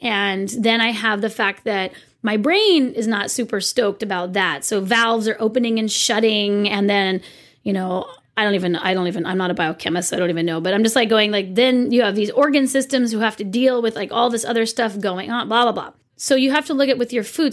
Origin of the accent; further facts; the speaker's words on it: Santa Cruz County, California, United States; I'm from Santa Cruz County